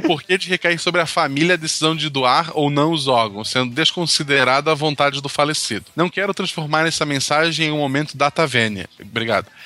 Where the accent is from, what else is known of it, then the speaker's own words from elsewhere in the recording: Florianópolis, Santa Catarina, Brazil; also born or lived in São José, Santa Catarina; eu sou de Florianópolis, naquele né, é lado. Eu vivi em São José por vários motivos aleatórios